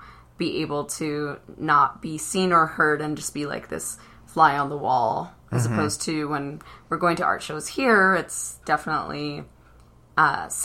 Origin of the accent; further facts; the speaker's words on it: Southern California, United States; now in Salt Lake City, United States; the murals that I grew up with in Southern California